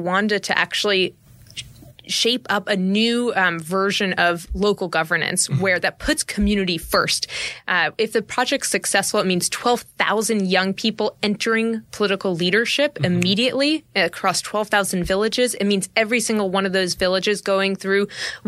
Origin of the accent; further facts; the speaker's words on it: New York, United States; I'm from New York